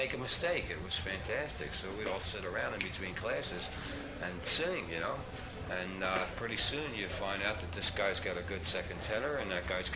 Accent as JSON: {"language": "English", "town": "Philadelphia", "region": "Pennsylvania", "country": "United States", "tie": "born or raised there", "said": "We're from Philadelphia, Pennsylvania"}